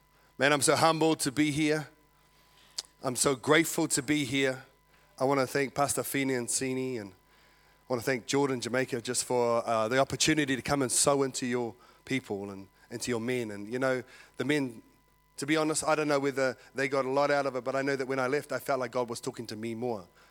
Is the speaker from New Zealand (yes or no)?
yes; Porirua, Wellington, New Zealand; now in Australia; I was born and raised in Porirua, Cannons Creek